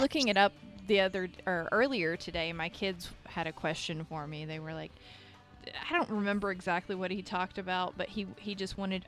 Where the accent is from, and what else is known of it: Kentucky, United States; born or raised there; now in North Carolina, United States